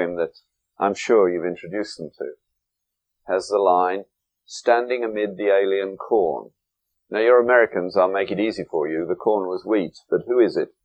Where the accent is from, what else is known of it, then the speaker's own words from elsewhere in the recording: England, United Kingdom; moved away; when I went to school in England